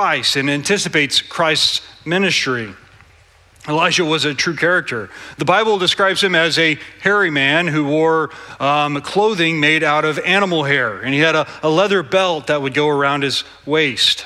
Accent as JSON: {"language": "English", "region": "Southeast Texas", "country": "United States", "said": "I am from Southeast Texas. We say things like, I'm fixing to, and y'all."}